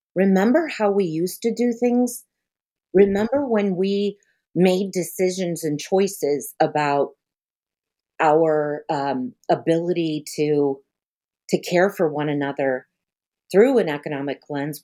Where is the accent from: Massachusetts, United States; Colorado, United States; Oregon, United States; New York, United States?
Colorado, United States; Denver; also born or lived in Pine Ridge Reservation, South Dakota; now in New Haven, Missouri, United States; I was born in Denver